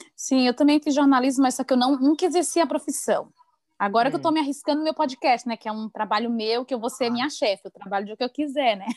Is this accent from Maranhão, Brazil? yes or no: yes; Maranhão, Brazil; now in Santa Catarina, Brazil; E eu sou do Maranhão